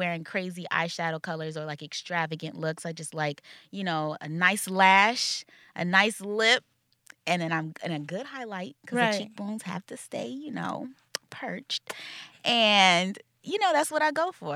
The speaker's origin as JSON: {"language": "English", "region": "North Carolina", "country": "United States", "moved": "as an adult", "lives_now": "New York City, United States", "said": "I'm from North Carolina, but I was living in South Carolina because I'm in the military as well."}